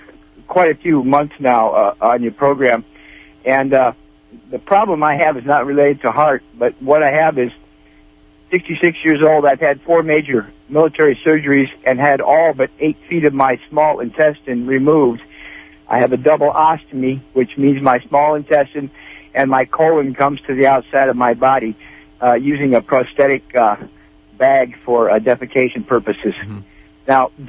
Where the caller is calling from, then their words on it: Piercy, California, United States; Yes, I'm from Piercy, from Mendocino County.